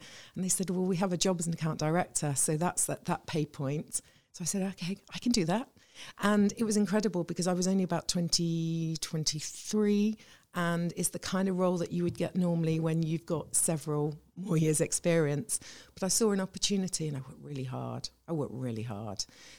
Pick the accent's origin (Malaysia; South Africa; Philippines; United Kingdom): United Kingdom; the Midlands, England; moved away as an adult; also born or lived in Reading / Ipswich / Salisbury; Well, I'm originally from the Midlands. I'd moved around a bit.